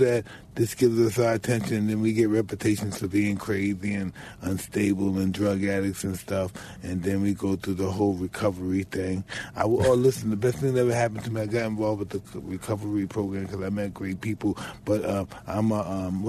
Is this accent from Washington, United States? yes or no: no; New York City, New York, United States; I'm from Brownsville that's similar to Detroit.